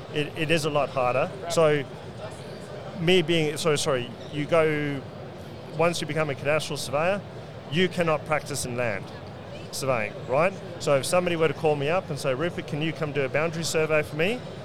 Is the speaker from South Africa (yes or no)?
yes; South Africa; moved away as an adult; now in Brisbane, Australia; growing up in South Africa